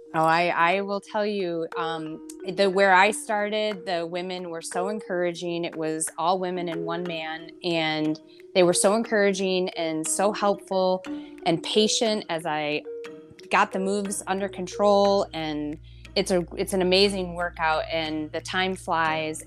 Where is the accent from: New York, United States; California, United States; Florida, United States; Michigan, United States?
Michigan, United States; Flint; I was born and raised in Flint, and I take a lot of pride from my hometown